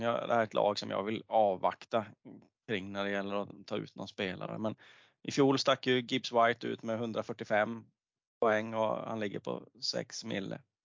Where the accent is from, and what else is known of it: Småland, Sweden; accent: Småländska